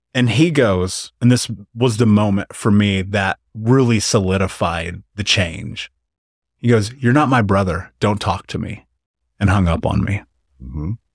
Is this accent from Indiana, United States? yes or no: yes; Indiana, United States; moved away as an adult; I left Indiana at 29.